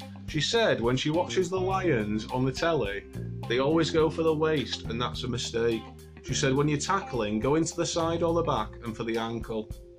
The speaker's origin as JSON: {"language": "English", "town": "Wigglesworth", "region": "Yorkshire and the Humber", "country": "United Kingdom", "said": "Bushburn Farm, Wigglesworth, Skipton."}